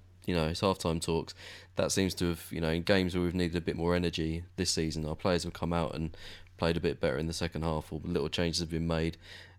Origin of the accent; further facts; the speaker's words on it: England, United Kingdom; No, we're English.